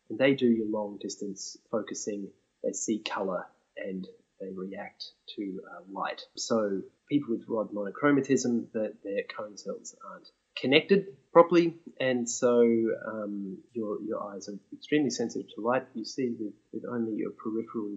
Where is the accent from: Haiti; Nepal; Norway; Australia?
Australia; Brisbane, Queensland; from Brisbane in Queensland, Australia, and I grew up there